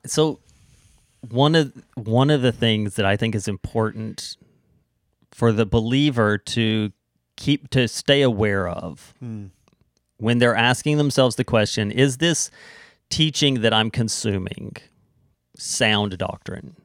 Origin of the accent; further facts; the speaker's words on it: United States; now in Canada; I'm an American